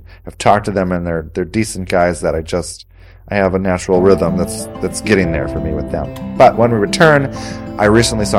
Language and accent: English; Wausau, Wisconsin, United States; moved away as an adult; also born or lived in Appleton, Wisconsin; I'm originally from Wausau. I graduated from the area high school